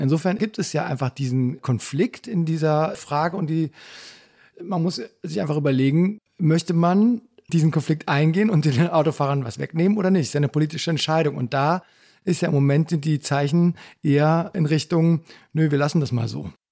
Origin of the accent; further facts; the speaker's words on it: near Aachen, on the Dutch border, North Rhine-Westphalia, Germany; ich bin ja an der Grenze zu den Niederlanden aufgewachsen, nämlich in der Nähe von Aachen